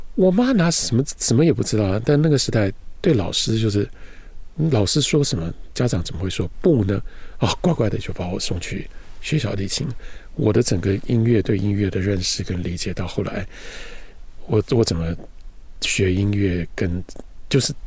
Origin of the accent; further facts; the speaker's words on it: Taipei, Taiwan; 我出生在台北，我也在台北长大，不过我长大的地方是一个比较特殊的地方，在台湾，一般的名字叫做晴光市场